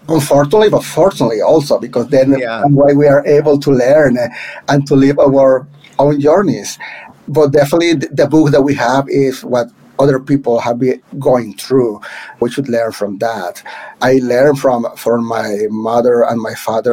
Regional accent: Monterrey, Nuevo León, Mexico; first language Spanish; English is a second language; moved away as an adult; now in New York City, United States; in Monterrey, back in my hometown

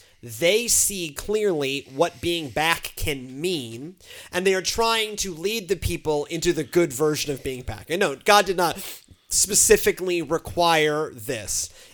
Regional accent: Houston, Texas, United States; That was, you know, like the way I grew up in Houston. It was just in Houston.

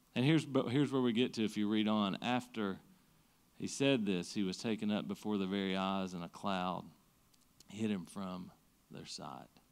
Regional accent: Siegersville, Kentucky, United States; I grew up in Siegersville.

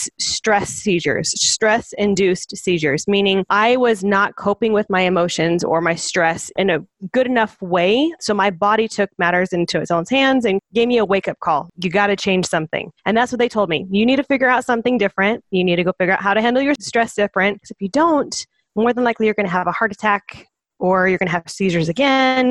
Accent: Phoenix, Arizona, United States; moved away as an adult; now in Thatcher, United States; I grew up in Phoenix

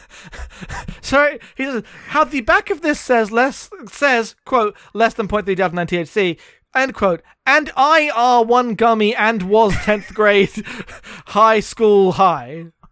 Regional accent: United Kingdom; being British

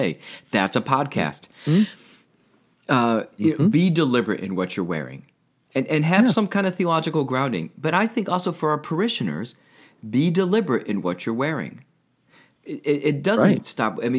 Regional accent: Albany, United States; now in Rhode Island, United States; growing up in Albany

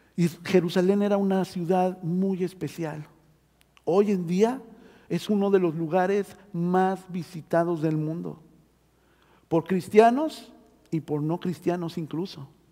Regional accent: Mexico City, Mexico; now in Oregon, United States; yo nací en la Ciudad de México, o Tierra Santa, también le pueden decir

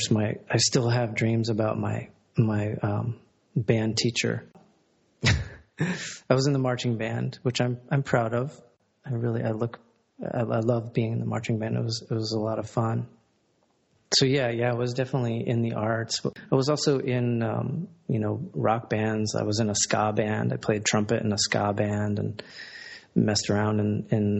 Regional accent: Columbia, Maryland, United States; I'm from Columbia, Maryland, and that is considered a suburb of both Baltimore and Washington

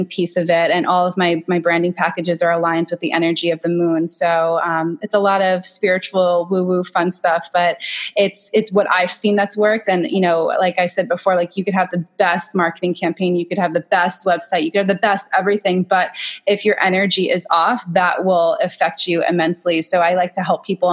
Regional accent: Long Island, New York, United States; I'm from Long Island. I came back to Long Island

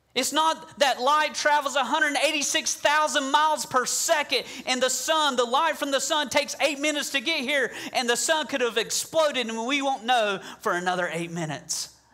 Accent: the South, United States; I'm from the South

